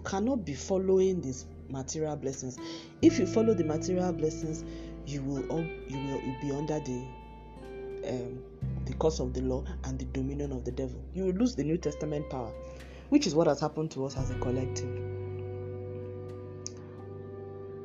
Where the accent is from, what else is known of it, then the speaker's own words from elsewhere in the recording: Nigeria; moved away; my home country, Nigeria